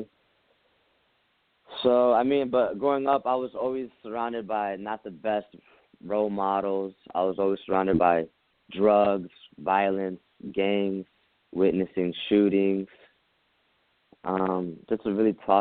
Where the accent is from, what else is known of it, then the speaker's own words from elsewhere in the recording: New York City, New York, United States; I was born in Brooklyn, New York, in rough areas. I grew up with a single mother of three